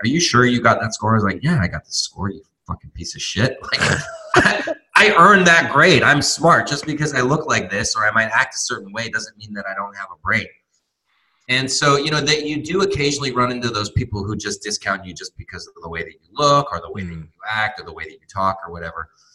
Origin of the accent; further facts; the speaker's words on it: Torrance, California, United States; moved away as an adult; also born or lived in Santa Barbara, California; now in Tijuana, Mexico; where I grew up in Torrance